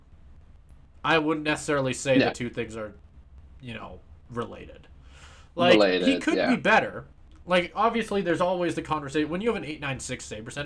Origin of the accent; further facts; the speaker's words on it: Canada; I'm a Canadian